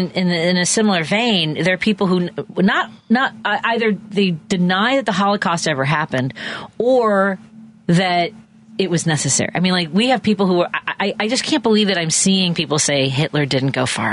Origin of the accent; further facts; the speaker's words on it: Chicago, Illinois, United States; I grew up here, and I grew up in Norwood